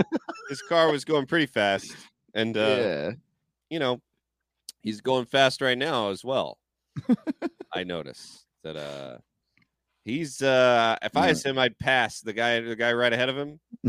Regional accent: the South, United States; especially growing up in the South

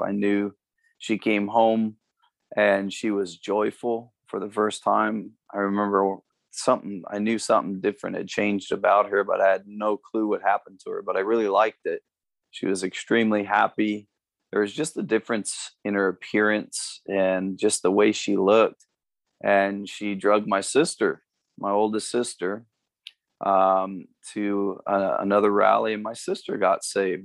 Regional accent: Amherst, Ohio, United States; moved away as an adult; also born or lived in Cleveland, Ohio / California / Texas / Phoenix; now in Cincinnati, United States; I was born and raised in in uh, northern Ohio. I was born in Cleveland

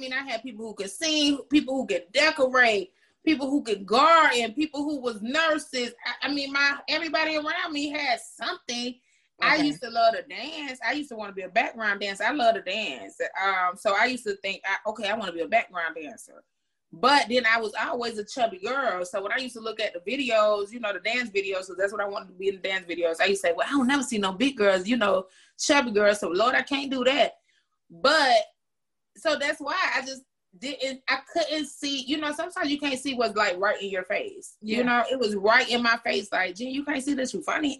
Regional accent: Florida, United States; I'm from Florida

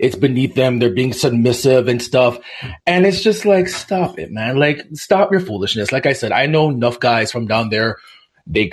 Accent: Toronto, Ontario, Canada; I'm from Toronto, Canadian born, but definitely Jamaican background

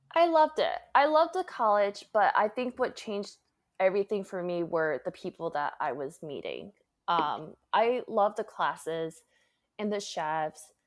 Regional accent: Connecticut, United States; moved away as an adult; also born or lived in Hyde Park, New York; now in San Francisco, United States; I grew up in Connecticut originally

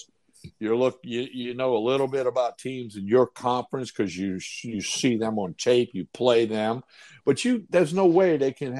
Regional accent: Chalmette, Louisiana, United States; I grew up in Chalmette, Louisiana

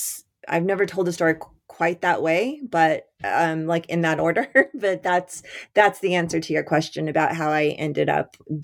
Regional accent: Albuquerque, New Mexico, United States; Yeah, so I grew up in Albuquerque, New Mexico, and my father was a salesman, wholesale sporting goods salesman.

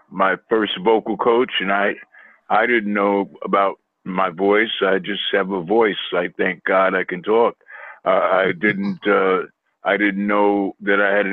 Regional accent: Queens, New York, United States; I was raised in Queens, New York.

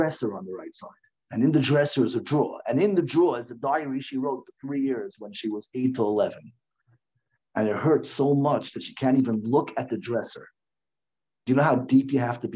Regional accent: United States; now in Lakewood, United States; I grew up in Washington

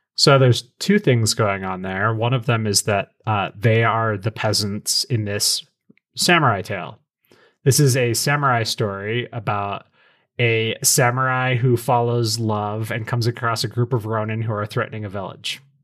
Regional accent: American Southwest, United States; I'm from the American Southwest

